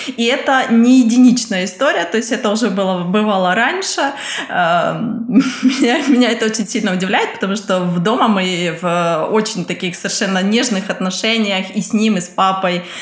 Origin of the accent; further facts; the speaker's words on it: Kyiv, Ukraine; moved away as an adult; now in Germany; я из Украины. Но временно живу в Германии